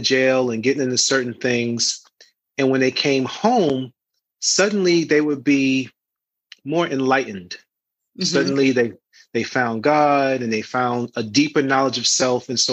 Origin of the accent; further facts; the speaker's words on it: New York City, New York, United States; I'm from Harlem, and a lot of my friends were always into the street life